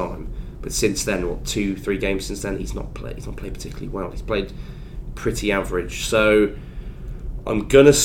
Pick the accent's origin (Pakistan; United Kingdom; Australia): United Kingdom; Warwick, West Midlands; I'm from Warwick, so it's a barber back in Warwick